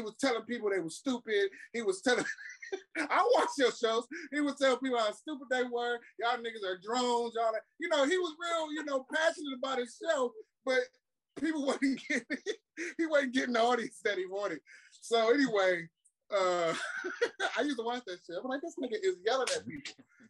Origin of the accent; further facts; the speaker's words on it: Cleveland, Ohio, United States; also born or lived in Shaker Heights; now in Lakewood, United States; I am from Cleveland via Shaker Heights, currently living in Lakewood on the west side of Cleveland.